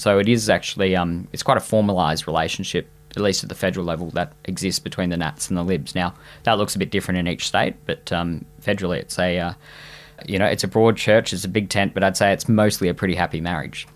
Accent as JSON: {"language": "English", "region": "Queensland", "country": "Australia", "said": "as a Queenslander"}